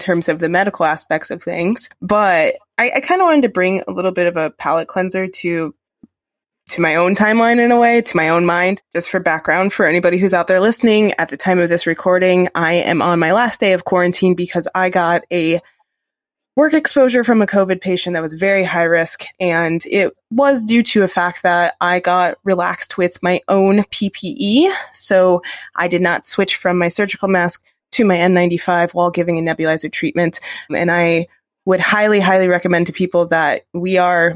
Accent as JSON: {"language": "English", "country": "United States", "said": "I'm an American."}